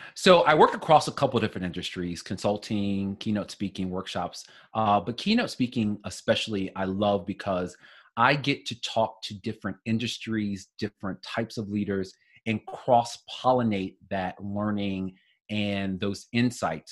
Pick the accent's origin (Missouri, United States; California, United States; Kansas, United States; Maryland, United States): Missouri, United States; St. Louis; moved away; I'm originally from St. Louis